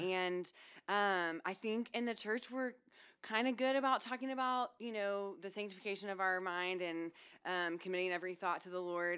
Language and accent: English; College Station, Texas, United States; also born or lived in Houston, Texas / California; now in Austin, United States; I was born in Houston and grew up in College Station.